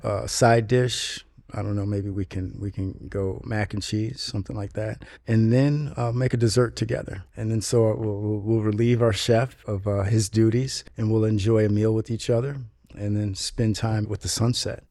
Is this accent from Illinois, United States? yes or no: yes; Chicago, Illinois, United States; moved away as an adult; now in Los Angeles, United States; I was born in Chicago, Illinois